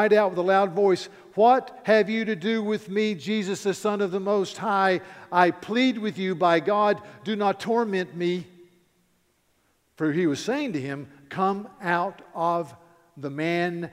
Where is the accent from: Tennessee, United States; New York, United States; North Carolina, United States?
North Carolina, United States; near Mount Pilot; it's about a small town in North Carolina, very close to Mount Pilot, and I could see Mount Pilot from my front door. So I grew up in Mayberry, basically.